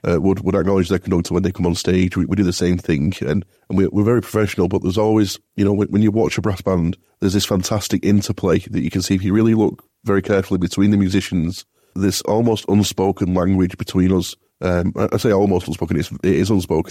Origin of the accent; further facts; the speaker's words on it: Bolton, North West England, United Kingdom; I'm, I'm from Bolton originally